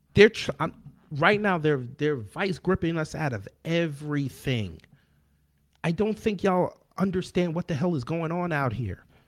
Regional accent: New York, United States; I come from New York

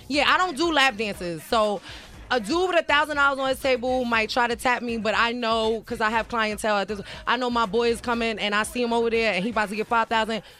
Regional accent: New York City, New York, United States; I'm from the Bronx, New York, born and raised, Patterson Projects

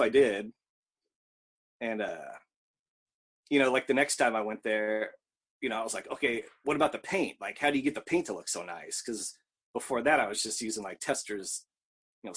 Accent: Whittier, California, United States; moved away as an adult; also born or lived in Seattle, Washington / Louisville, Kentucky; now in Osaka, Japan; born in Los Angeles in Whittier, but left there when I was, like, 20

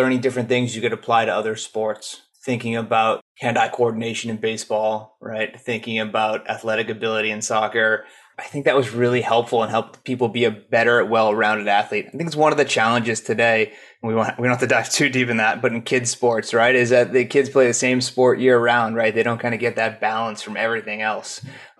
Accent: Boston, Massachusetts, United States; moved away as an adult; I am an East Coaster. I grew up in Boston and was there for the first 27 years of my life. Managed to get rid of the accent, though, mostly.

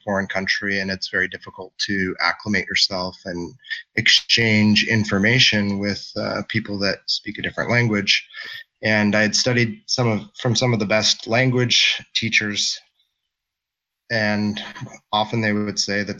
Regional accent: Anchorage, Alaska, United States; I come from Anchorage, Alaska, where I'm originally from.

